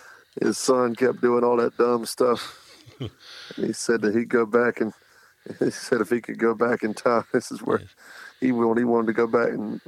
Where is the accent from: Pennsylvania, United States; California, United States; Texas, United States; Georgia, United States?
Georgia, United States; Savannah; also born or lived in Fort Walton Beach, Florida; I wasn't born here, but I've been here since I was a baby. I mean, I was born in Fort Walton Beach, Florida, but pretty much been in Savannah my whole life.